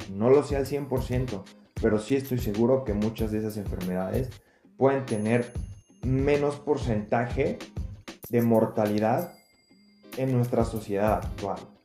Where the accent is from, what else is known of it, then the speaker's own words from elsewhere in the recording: Mexico; como mexicanos